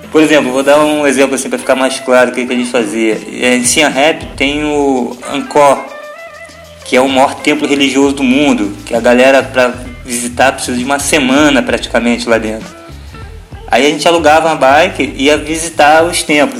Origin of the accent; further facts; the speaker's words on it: Niterói, Rio de Janeiro, Brazil; moved away as an adult; also born or lived in United States; now in Itapema, Brazil; Natural, nós somos natural do, do estado do Rio, né? Eu de Niterói